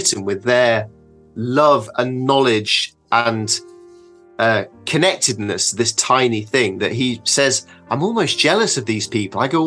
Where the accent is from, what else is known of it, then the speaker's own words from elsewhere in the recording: England, United Kingdom; the county that I grew up in England